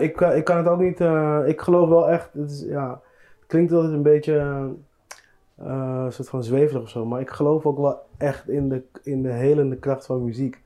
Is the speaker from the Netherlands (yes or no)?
yes; Netherlands; ik ben hier geboren in Nederland, ik ben 38 jaar oud.